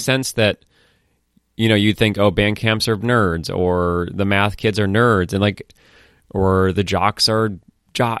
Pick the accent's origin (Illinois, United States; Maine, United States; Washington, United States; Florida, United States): Maine, United States; Falmouth; moved away; also born or lived in Boston; i grew up in Falmouth, Maine